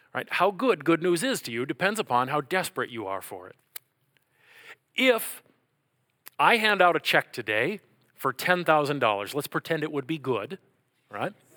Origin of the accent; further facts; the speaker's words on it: Minnesota, United States; I'm from Minnesota